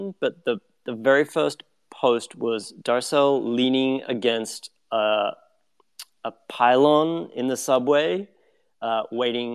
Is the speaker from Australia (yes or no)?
yes; Australia; moved away as an adult; now in New York, United States; my own experiences growing up in Australia.